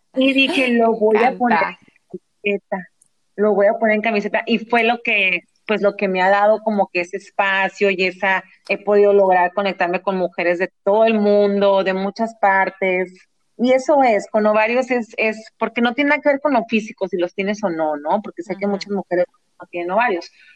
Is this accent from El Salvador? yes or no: no; Mexico; also born or lived in San Diego, United States; now in Los Angeles, United States; nunca piensan que soy de México